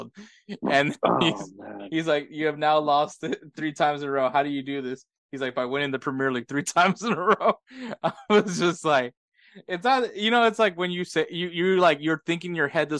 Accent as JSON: {"language": "English", "town": "Houston", "region": "Texas", "country": "United States", "said": "I'm from Houston"}